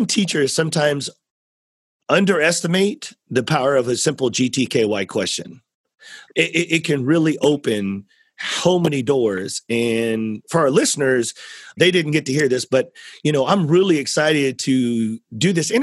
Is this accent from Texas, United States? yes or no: yes; South Central Texas, United States; I'm from South Central Texas